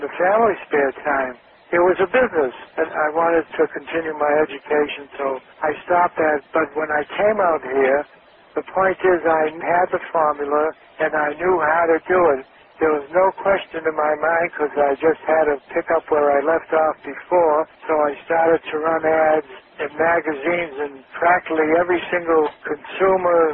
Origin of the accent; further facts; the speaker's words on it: Boston, Massachusetts, United States; now in Los Angeles, United States; I'm from Boston, Massachusetts